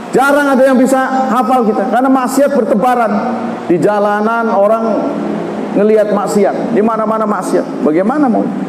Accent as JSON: {"language": "Indonesian", "region": "Banten", "country": "Indonesia", "said": "kita orang Banten"}